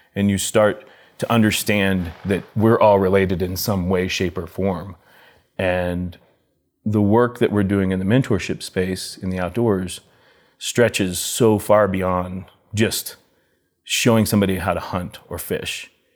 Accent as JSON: {"language": "English", "town": "Telluride", "region": "Colorado", "country": "United States", "tie": "born or raised there", "said": "growing up in Telluride"}